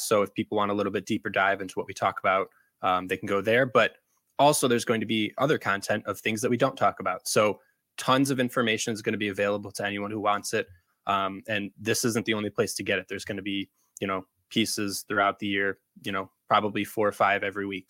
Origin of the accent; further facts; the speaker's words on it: Chicago, Illinois, United States; I grew up around the city of Chicago